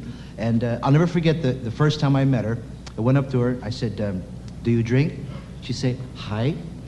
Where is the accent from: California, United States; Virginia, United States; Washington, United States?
California, United States; San Francisco; I'm of Japanese extraction, but I was born and raised around San Francisco, and that just goes to prove that we weren't all made in Japan.